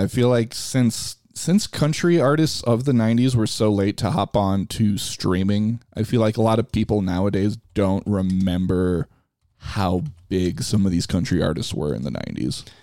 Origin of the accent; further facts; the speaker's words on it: Chicago, Illinois, United States; for me growing up in Chicago, it was all about Sammy Sosa